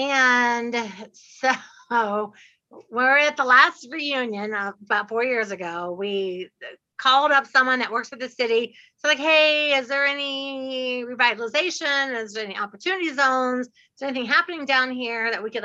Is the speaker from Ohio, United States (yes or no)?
yes; Dayton, Ohio, United States; I'm from Dayton, Ohio